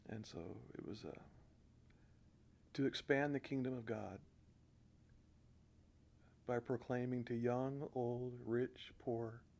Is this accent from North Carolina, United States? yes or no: no; Corvallis, Oregon, United States; when we talk about the church that we were raised up in in Corvallis